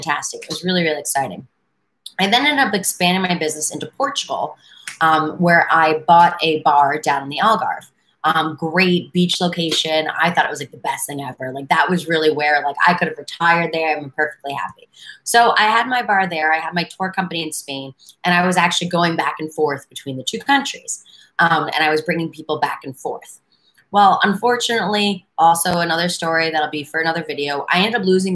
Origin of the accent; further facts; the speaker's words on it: New York City, New York, United States; moved away as an adult; also born or lived in Washington, D.C. area; I'm a native New Yorker, but I've lived in a ton of different places